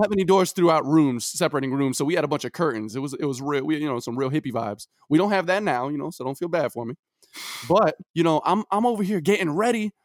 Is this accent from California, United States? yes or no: no; New York City, New York, United States; I'm from Brooklyn, New York